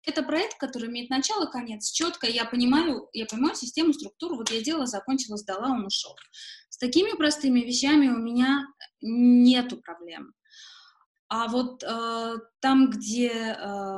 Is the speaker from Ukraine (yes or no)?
no; Yerevan, Armenia; moved away as an adult; also born or lived in Malta / Moscow; я коренная ереванка. И э, для меня место, в котором я родилась и выросла